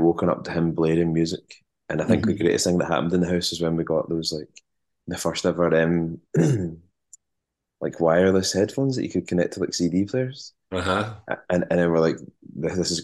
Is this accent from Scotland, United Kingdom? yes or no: yes; Largs, Scotland, United Kingdom; I grew up in Largs in North Ayrshire